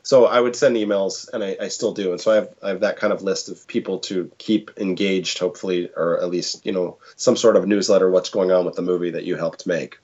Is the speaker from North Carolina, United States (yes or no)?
no; Portland, Oregon, United States; I'm from Portland